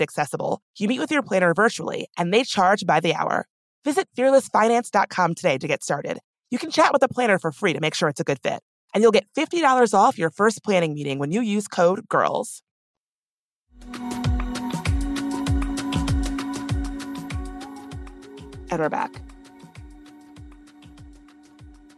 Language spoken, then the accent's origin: English; Washington, District of Columbia, United States; my hometown of Washington, D.C.